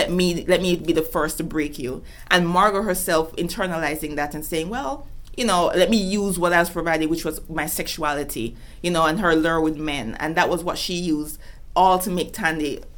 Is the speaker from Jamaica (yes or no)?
yes; Kingston, Jamaica; moved away; in Kingston, where I grew up